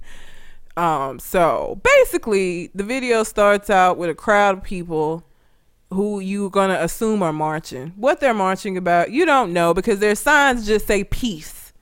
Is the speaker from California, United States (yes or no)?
no; Talladega, Alabama, United States; I'm from Talladega. The shit is this big. It's tiny